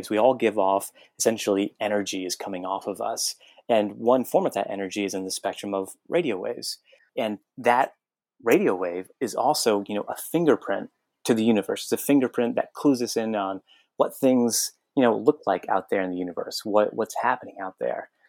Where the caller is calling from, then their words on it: North Carolina, United States; I'm actually in the Outer Banks of North Carolina.